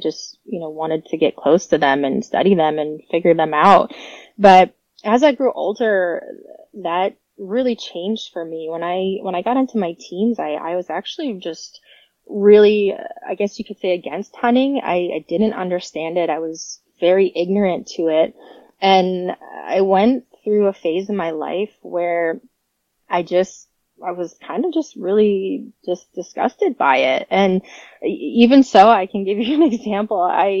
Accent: New York, United States; also born or lived in Florida; But I was born in Florida. I moved to New York actually and pretty much grew up there. I lived about an hour from Buffalo out in the country, Western New York.

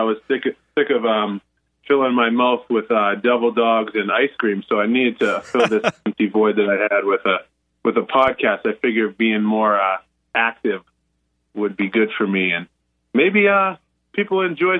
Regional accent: Northeast, United States; I was like, yeah, I'm from the Northeast. Like, yeah, I thought I could drink. And then I went to school in Iowa.

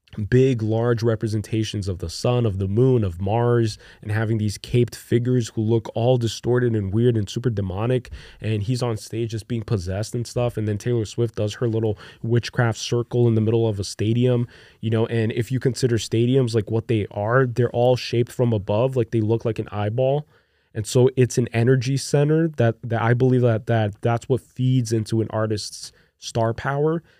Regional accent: Brazil; moved away; I grew up in Brazil, which is a third world country.

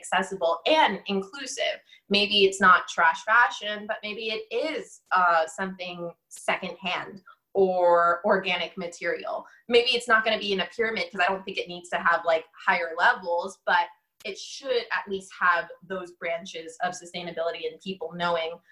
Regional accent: Orlando, Florida, United States; moved away as an adult; now in Miami, United States; Orlando's my hometown

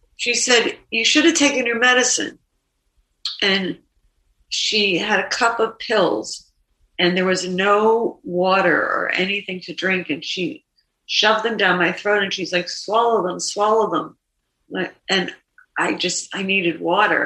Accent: Boston, Massachusetts, United States; I'm from Boston, and I'm I'm in New York

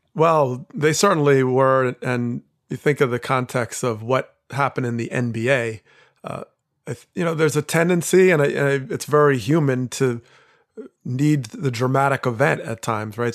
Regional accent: New Jersey, United States; I grew up in Jersey

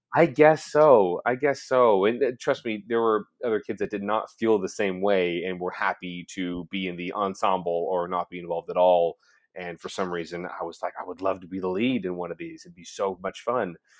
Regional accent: Orange County, California, United States; I grew up in Orange County, California

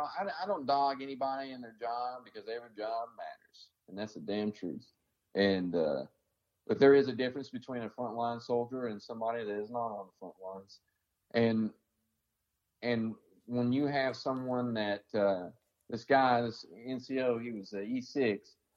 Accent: the South, United States; I've been treated like shit because I'm from the South.

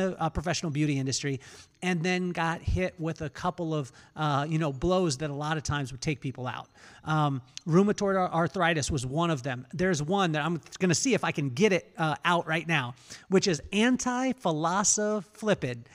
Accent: Lompoc, California, United States; I came from Lompoc, California.

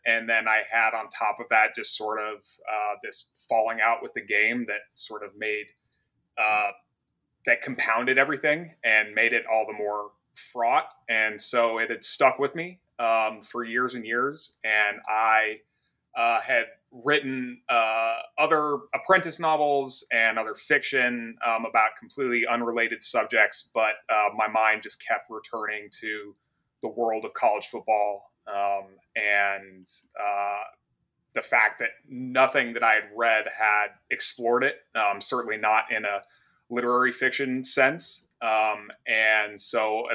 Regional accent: Golden, Colorado, United States; I was born in Golden, Colorado, which is in Jefferson County

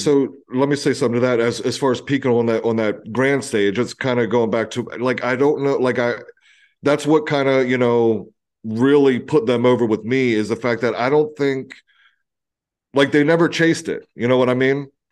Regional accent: Eastern Shore of Maryland, United States; I grew up on the Eastern Shore of Maryland

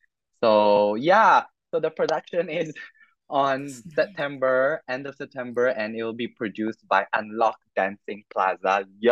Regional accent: Macau; moved away as an adult; now in Taiwan; I am born and raised in Macau by a full-bred Filipino. And then currently based in Taiwan.

